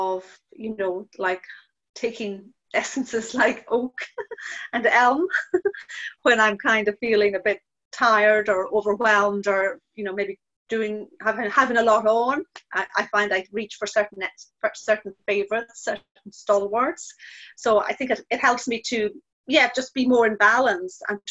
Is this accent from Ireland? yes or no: yes; Ireland; now in New Haven; being Irish as well